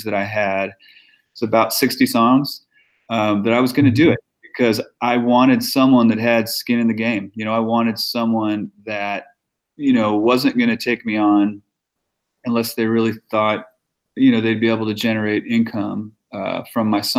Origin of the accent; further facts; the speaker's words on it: Midwest, United States; also born or lived in Nashville; now in Los Angeles, United States; I'm from the Midwest